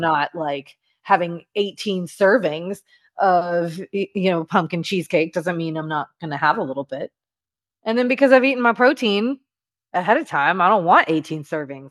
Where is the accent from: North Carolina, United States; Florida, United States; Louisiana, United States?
Louisiana, United States; I'm from Louisiana